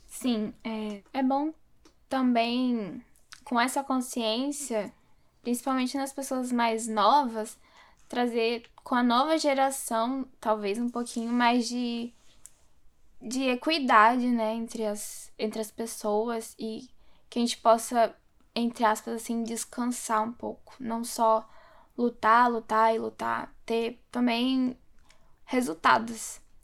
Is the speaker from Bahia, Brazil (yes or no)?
yes; Simões Filho, Bahia, Brazil; moved away; eu nasci na Bahia, eu morava em Simões Filho, é uma cidade que fica do lado de Salvador